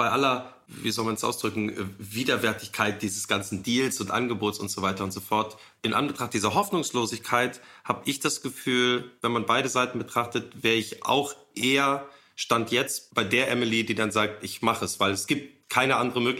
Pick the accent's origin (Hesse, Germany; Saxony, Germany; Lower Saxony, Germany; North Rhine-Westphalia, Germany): North Rhine-Westphalia, Germany; Cologne; wir sind doch beide Kölsche